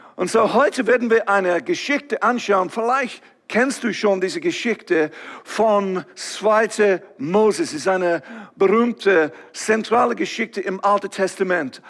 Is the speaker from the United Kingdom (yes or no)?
yes; England, United Kingdom; German is a second language; now in Switzerland; ich komme ursprünglich von England, ihr werdet das erkennen, irgendwie von meinem Akzent